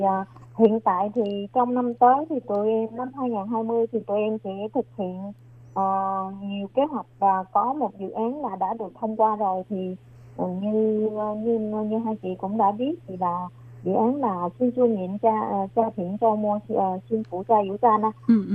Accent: Vietnam; now in New Taipei, Taiwan; người Việt Nam của mình

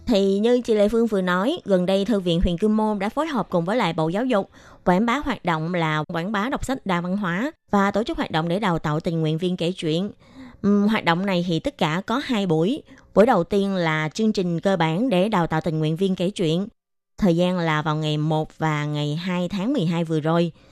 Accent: Vietnam; moved away; hồi nhỏ là ở Việt Nam

